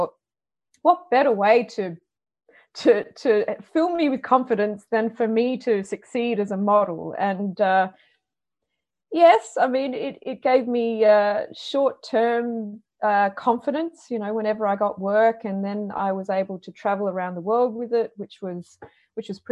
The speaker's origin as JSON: {"language": "English", "town": "Perth", "region": "Western Australia", "country": "Australia", "tie": "born or raised there", "said": "I grew up in Perth, Western Australia, which is a very Mediterranean climate."}